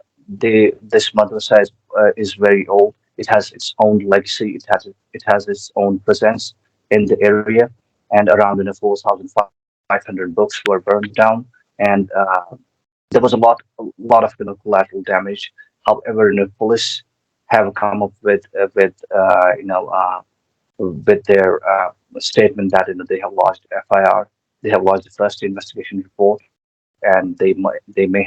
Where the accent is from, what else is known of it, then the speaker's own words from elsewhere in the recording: Srinagar, Jammu and Kashmir, India; I'm from Srinagar, which is the capital of, summer capital of Kashmir